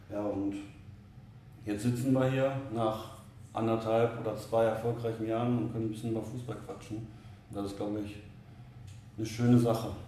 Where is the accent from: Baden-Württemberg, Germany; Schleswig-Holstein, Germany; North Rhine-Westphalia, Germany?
North Rhine-Westphalia, Germany; Oberhausen; born there; Ich bin gebürtiger Oberhausener, 33 Jahre alt